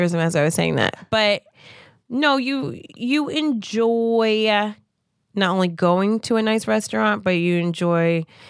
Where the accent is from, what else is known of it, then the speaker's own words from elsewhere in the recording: New Jersey, United States; I'm from Jersey.